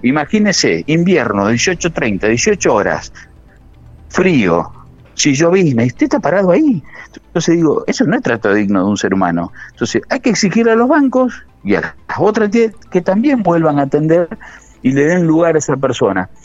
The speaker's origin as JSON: {"language": "Spanish", "town": "Gálvez", "region": "Santa Fe", "country": "Argentina", "tie": "born or raised there", "moved": "yes", "said": "yo soy oriundo de Galvez, hace unos años que vivo acá"}